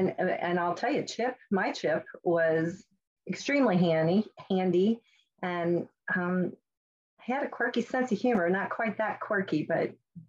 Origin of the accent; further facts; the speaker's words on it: Fort Wright, Kentucky, United States; So I grew up in Fort Wright, Kentucky. I am back in my parents' home in my childhood bedroom as I'm waiting for my home to be built.